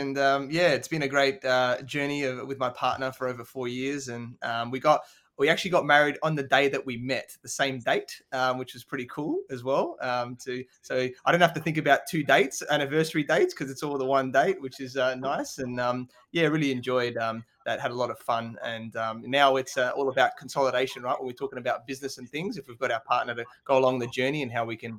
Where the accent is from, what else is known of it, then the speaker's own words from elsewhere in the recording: Adelaide, South Australia, Australia; So I grew up in Adelaide, South Australia. So it's a smaller capital city in Australia.